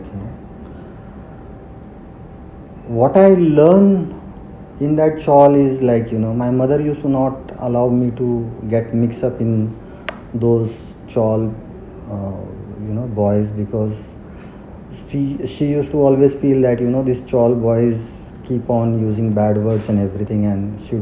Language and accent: English; Pune, Maharashtra, India; English is a second language; also born or lived in Rahimatpur, Satara, Maharashtra; I am brought up in Pune. I am born in a small town in district Satara called Rahmatpur.